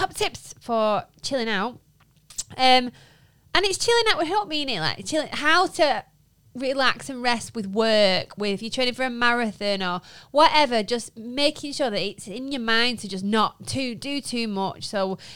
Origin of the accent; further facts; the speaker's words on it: Lancashire, North West England, United Kingdom; accent: Lancashire; our Lancashire accents